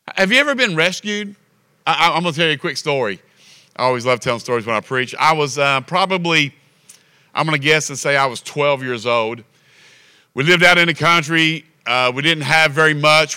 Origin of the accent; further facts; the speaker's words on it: Kentucky, United States; We're from Kentucky.